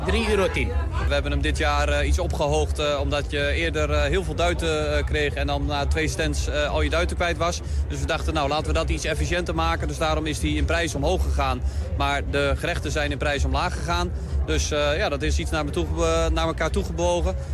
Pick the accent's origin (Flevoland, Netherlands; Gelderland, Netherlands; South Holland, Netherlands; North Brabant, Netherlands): Gelderland, Netherlands; Groenlo; Ik kom uit Groenlo. Wij gaan eh, straks, eh, als we de munt op hebben, dan gaan we naar Groenlo toe.